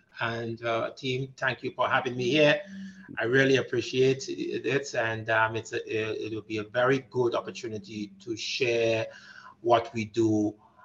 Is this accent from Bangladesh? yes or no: no; Grenada; now in Canada; I am originally from the Caribbean. I'm a revolutionary, known from the country of Grenada.